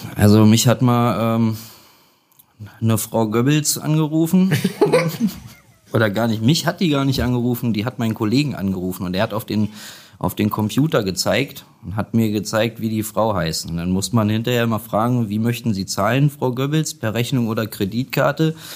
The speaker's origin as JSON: {"language": "German", "town": "Göttingen", "region": "Lower Saxony", "country": "Germany", "tie": "born or raised there", "also_born_or_lived": "Kassel", "moved": "yes", "said": "Ich bin gebürtig äh, aus Göttingen, aber ich habe fast 20 Jahre in Kassel gewohnt."}